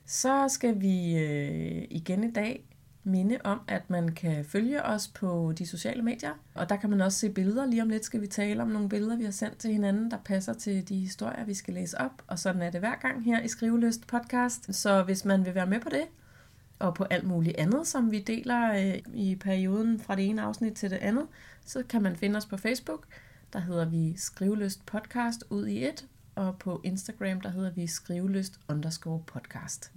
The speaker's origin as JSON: {"language": "Danish", "area": "Vestegnen", "region": "Capital Region of Denmark", "country": "Denmark", "said": "jeg er fra Vestegnen"}